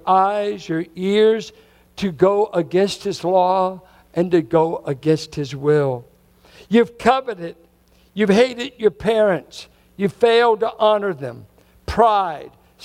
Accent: Richmond, United States; born or raised there

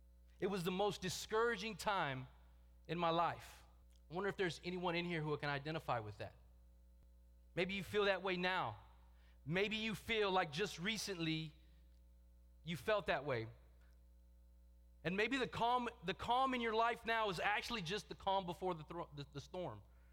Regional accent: Texas, United States; joined Valley from Texas. And it's funny to me because Big Dave was telling me just last week how my accent has changed.

